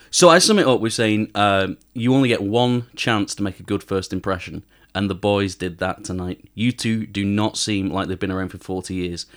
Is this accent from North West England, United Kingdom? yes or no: yes; Manchester, North West England, United Kingdom; I'm from Manchester and I, I don't speak a word of Korean.